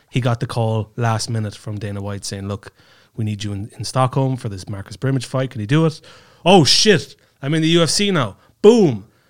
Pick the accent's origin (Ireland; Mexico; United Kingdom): Ireland; Kerry, Munster; now in Estonia; I'm from Kerry, right, which is a, a county.